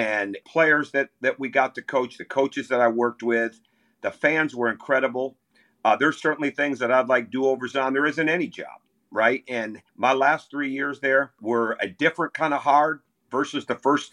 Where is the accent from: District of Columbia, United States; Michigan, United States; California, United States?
Michigan, United States; moved away; growing up in Michigan